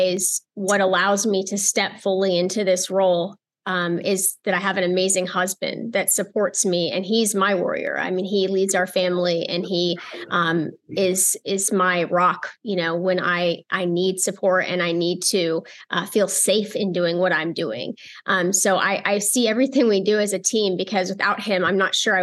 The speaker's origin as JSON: {"language": "English", "country": "United States", "said": "I'm American"}